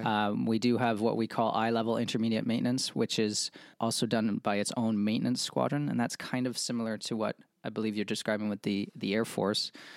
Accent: Montreal, Quebec, Canada; moved away as an adult; now in United States; Born and raised in, uh, Montreal, Quebec

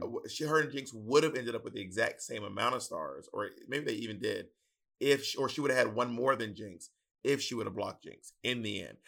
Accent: Southern, Southern United States, United States; accent: Southern; my Southern accent

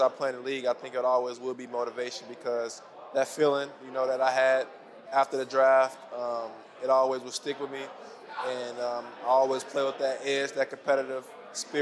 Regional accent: Chicago, Illinois, United States; come play for my hometown, see my family

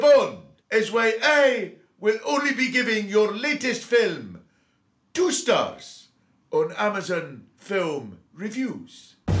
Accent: Kent, South East England, United Kingdom; I was brought up in Kent, so I was uh, pretty near to France.

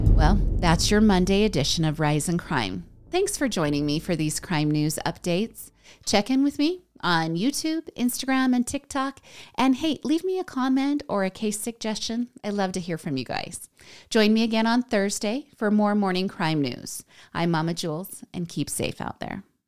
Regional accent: United States; I'm American

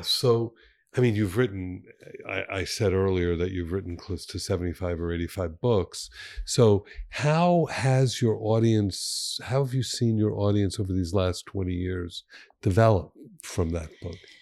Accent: Miami Beach, Florida, United States; I grew up on Miami Beach

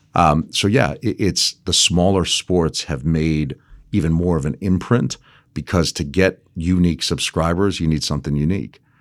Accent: Las Vegas, Nevada, United States; also born or lived in Los Angeles / Hawaii; I grew up primarily in Las Vegas

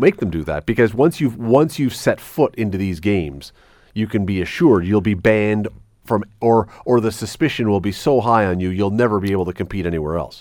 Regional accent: Toronto, Ontario, Canada; now in Hamilton, Canada; I grew up in Toronto

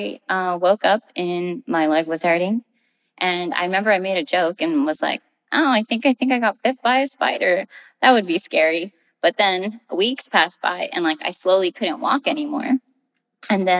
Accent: Rio Grande Valley, South Texas, United States; moved away as an adult; I am from the Rio Grande Valley, which is South Texas, really close to the Mexican-American border. That's where I spent most of my life

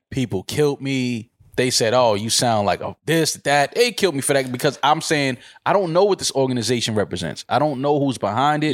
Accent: United States; I'm American

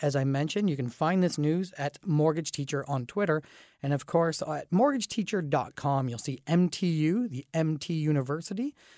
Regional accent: Dorchester, Ontario, Canada; I grew up in Dorchester, which is a very small town atmosphere

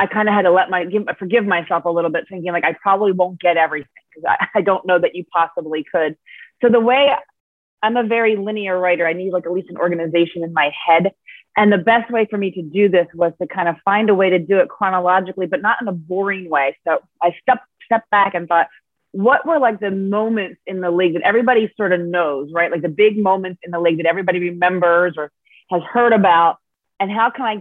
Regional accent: New Jersey, United States; I'm from New Jersey. I grew up, obviously, as a fan of the Big East

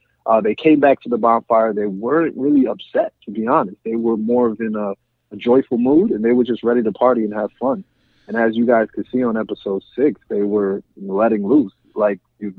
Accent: New York City, New York, United States; born okay. and raised in Queens, New York.

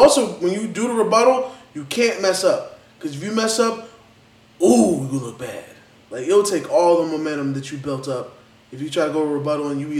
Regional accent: New York, United States; I'm from New York

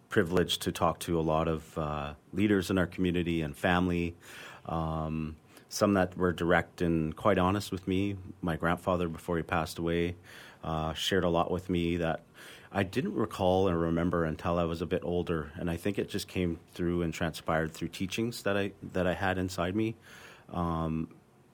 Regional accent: North Vancouver, British Columbia, Canada; I grew up in Oslohon Village in North Vancouver, part of the Squamish Nation

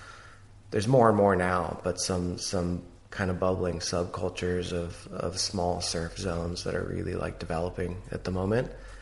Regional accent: Seattle, Washington, United States; But I was born and raised in Seattle. And my dad was a little bit of a surfer and my uncle's a surfer.

